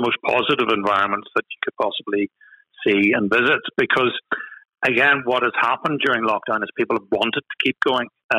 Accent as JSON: {"language": "English", "region": "Northern Ireland", "country": "United Kingdom", "accent": "Northern Irish", "said": "I'm based, as you can possibly tell from my accent, I'm in Northern Ireland"}